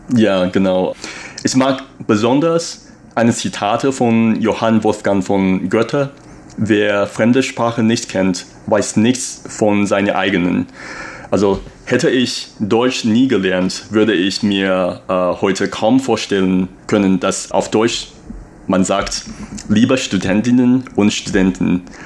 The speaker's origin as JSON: {"language": "German", "town": "Taipei", "country": "Taiwan", "tie": "born or raised there", "also_born_or_lived": "Germany", "first_language": "Mandarin", "second_language": "German", "moved": "as an adult", "said": "dass ich Taiwaner bin"}